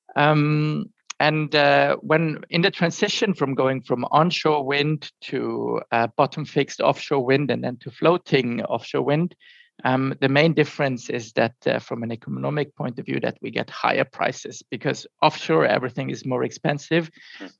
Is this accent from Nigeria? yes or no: no; surroundings of Munich, Bavaria, Germany; I'm originally from from Germany, from um, the surroundings of Munich, and grew up close to the Alps